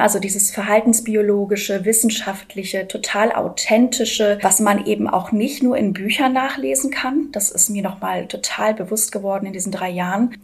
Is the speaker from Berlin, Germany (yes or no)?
no; Hamburg, Germany; Ich bin fünfunddreißig. Ich komme aus Hamburg